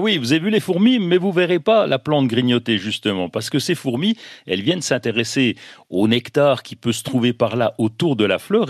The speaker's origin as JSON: {"language": "French", "region": "Bourgogne-Franche-Comté", "country": "France", "said": "chez nous en Franche-Comté"}